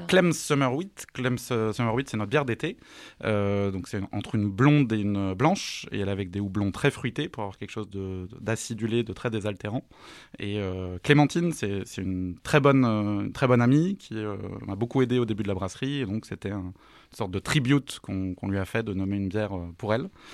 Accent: Alsace, Grand Est, France; je suis alsacien d'origine

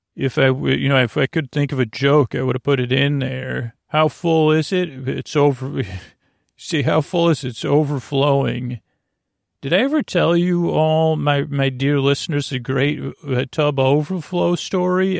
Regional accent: Syracuse, New York, United States; moved away; I grew up in Syracuse, New York, and we have our childhood home

